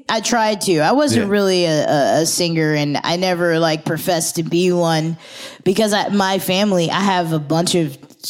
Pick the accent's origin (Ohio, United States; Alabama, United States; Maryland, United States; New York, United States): Maryland, United States; Germantown; also born or lived in Fredericksburg, Virginia; I was born in Fredericksburg, but I grew up in Maryland.